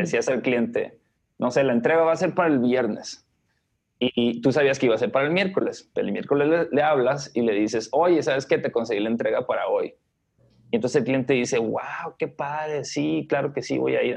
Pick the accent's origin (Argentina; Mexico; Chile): Mexico; Los Mochis, Sinaloa; now in Guadalajara, Mexico; yo vivo en Guadalajara, ¿no? Este, Soy de Los Mochis, Sinaloa